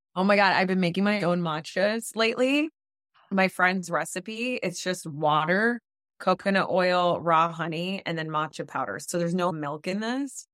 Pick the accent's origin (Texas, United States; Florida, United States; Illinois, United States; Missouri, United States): Florida, United States; South; now in Los Angeles, United States; I grew up in South Florida to Latino parents. My parents are Dominican, I'm Dominican-American